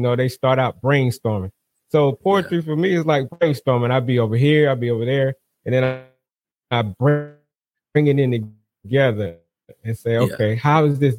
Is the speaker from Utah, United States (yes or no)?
no; South Carolina, United States; now in North Carolina, United States; I'm originally from South Carolina. I'm hailing out of North Carolina currently right now. Military brat.